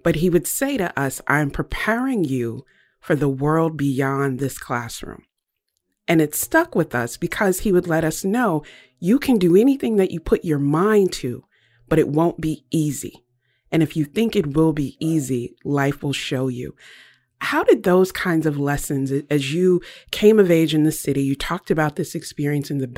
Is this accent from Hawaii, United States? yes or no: no; Lynchburg, Virginia, United States; you and I both grew up in Lynchburg, Virginia